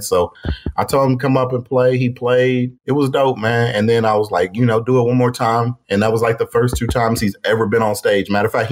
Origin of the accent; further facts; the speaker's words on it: Pontiac, Michigan, United States; moved away as an adult; also born or lived in Kansas / Corpus Christi, Texas; I'm originally from Pontiac, Michigan, but Detroit